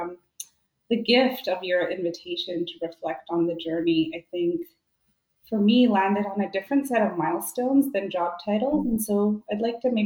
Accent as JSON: {"language": "English", "country": "India", "tie": "born or raised there", "also_born_or_lived": "Vancouver, Canada", "moved": "yes", "lives_now": "Canada", "said": "growing up in India"}